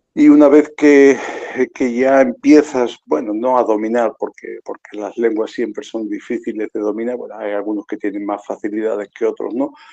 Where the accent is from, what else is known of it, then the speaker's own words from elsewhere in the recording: Extremadura, Spain; moved away as an adult; also born or lived in Zimbabwe; Yo soy extremeño, y bueno, los extremeños tenemos fama de que, de que no sabemos hablar muy bien, ¿no? nos comemos mucho las palabras